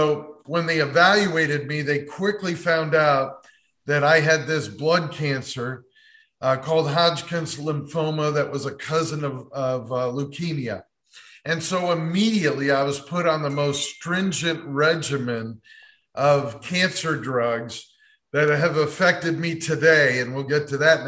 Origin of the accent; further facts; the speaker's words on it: Cleveland, Ohio, United States; moved away; also born or lived in Dayton, Ohio; the Cleveland Clinic, my hometown, which was 3.5 hours from Dayton, Ohio, where I was